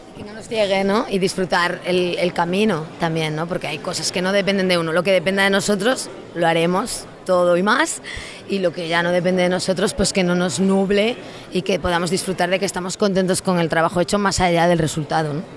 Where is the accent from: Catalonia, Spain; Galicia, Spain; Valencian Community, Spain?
Galicia, Spain; Lugo; yo soy de una zona de Lugo, de interior